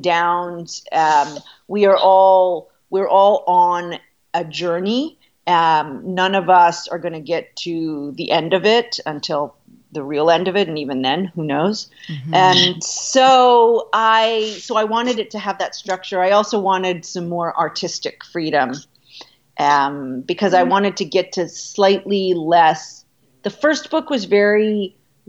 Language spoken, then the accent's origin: English; Canada; moved away as an adult; now in New York, United States; I'm Canadian. So I was thinking in kilometers. I had just come to the United States